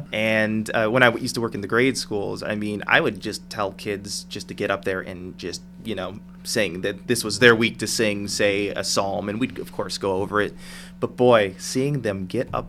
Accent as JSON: {"language": "English", "town": "Rocky River", "region": "Ohio", "country": "United States", "tie": "born or raised there", "moved": "as an adult", "lives_now": "Youngstown, United States", "said": "I grew up in Rocky River, which is just 15 minutes outside of downtown Cleveland."}